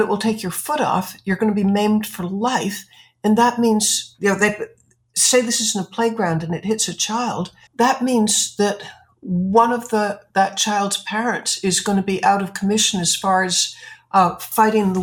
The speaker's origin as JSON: {"language": "English", "country": "United States", "said": "as an American"}